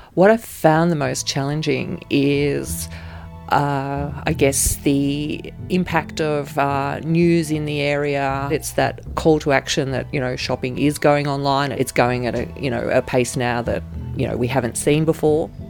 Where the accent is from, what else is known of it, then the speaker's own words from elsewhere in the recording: Ballarat, Victoria, Australia; I grew up in Ballarat